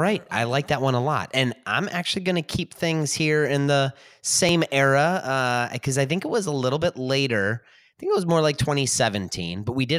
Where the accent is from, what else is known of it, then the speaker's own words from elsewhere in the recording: Cleveland, Ohio, United States; a company based in my hometown of Cleveland, Ohio